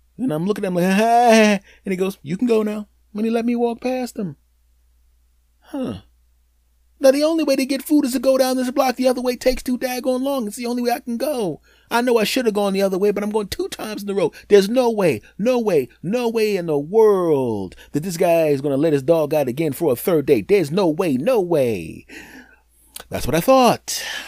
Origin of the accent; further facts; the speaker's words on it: Philadelphia, Pennsylvania, United States; I'm originally from Philadelphia